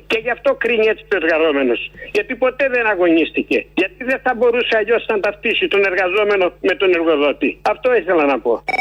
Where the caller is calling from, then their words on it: Menidi, Attica, Greece; από το Μενίδη.